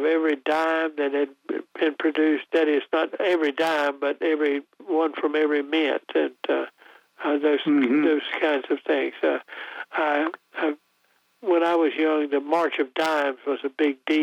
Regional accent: North Carolina, United States; born or raised there

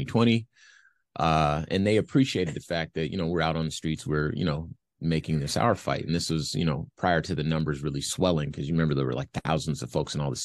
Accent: Los Angeles, California, United States; now in Phoenix, United States; I'm from Los Angeles

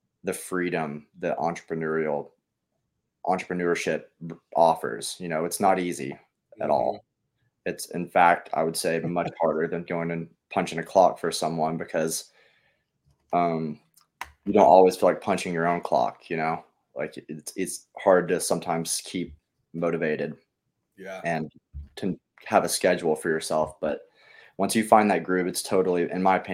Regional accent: Sevierville, Tennessee, United States; now in Nashville, United States; I'm also from Sevierville, Tennessee.

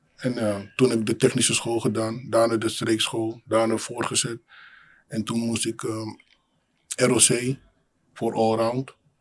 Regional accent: Amsterdam, North Holland, Netherlands; also born or lived in Suriname; geboren in Suriname, opgegroeid in Amsterdam Centrum.

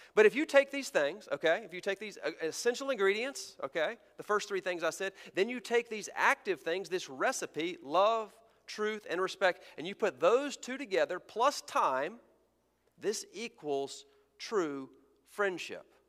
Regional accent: Texas, United States; moved away as an adult; also born or lived in American South; I was raised in Texas

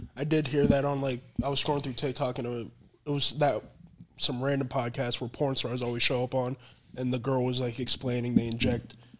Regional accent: Florida, United States; moved away; I came back down to Florida, played in my hometown.

